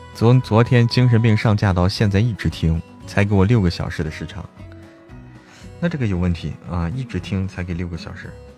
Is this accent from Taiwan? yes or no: no; Hebei, China; 我是河北，我老家河北的